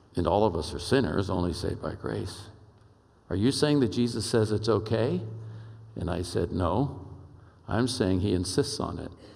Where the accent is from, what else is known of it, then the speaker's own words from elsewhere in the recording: Oakland, California, United States; moved away; I'm a kid from East Oakland, California